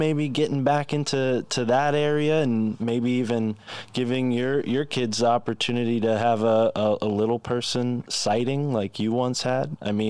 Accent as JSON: {"language": "English", "region": "Connecticut", "country": "United States", "tie": "born or raised there", "said": "My home state of Connecticut"}